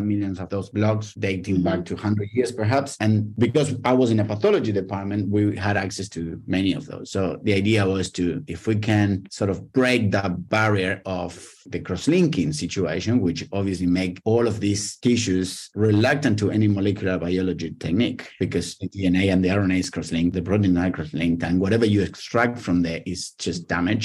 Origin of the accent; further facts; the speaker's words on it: Argentina; moved away as an adult; now in Australia; I was born in Argentina, and where I did my PhD in plants genetics